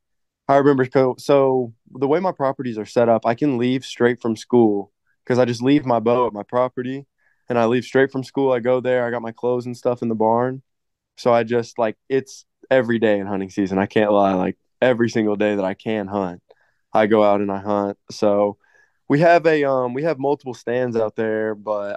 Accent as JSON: {"language": "English", "area": "Floyd County", "region": "Indiana", "country": "United States", "tie": "born or raised there", "said": "I was raised out in Floyd County, so I mean, it's pretty small town, and a lot of people hunt out here"}